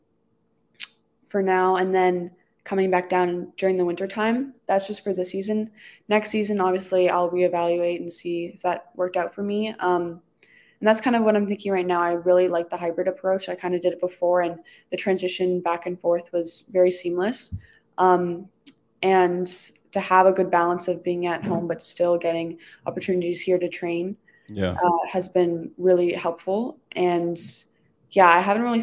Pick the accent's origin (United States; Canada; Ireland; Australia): Canada; I'm Canadian